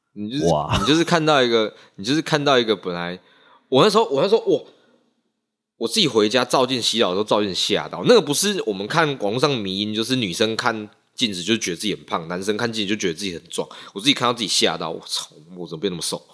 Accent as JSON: {"language": "Chinese", "region": "Nantou County", "country": "Taiwan", "also_born_or_lived": "Taichung", "said": "我是南投人"}